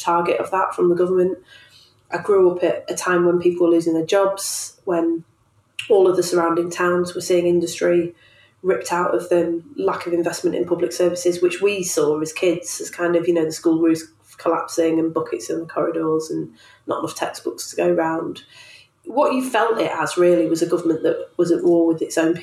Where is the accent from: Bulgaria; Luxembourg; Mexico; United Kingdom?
United Kingdom; Manchester, North West England; moved away; I grew up in Manchester in a really political time